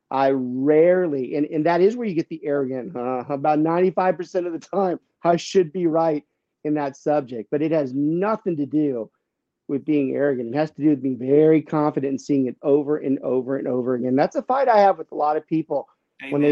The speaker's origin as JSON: {"language": "English", "region": "Louisiana", "country": "United States", "said": "I don't carry the accent like my dear cousins, but I don't even tell people that I'm from Lafayette because I'm from south of Lafayette."}